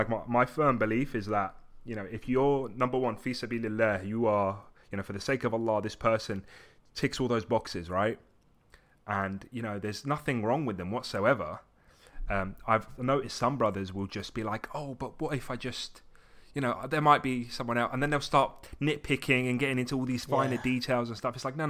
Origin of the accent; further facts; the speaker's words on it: Brighton, South East England, United Kingdom; also born or lived in Essex / Morocco / Tunisia; So I was born in Essex. And then I didn't really stay there too long. I lived in Morocco for a little bit, came back to the UK and then lived in Tunisia. And then I came to Brighton.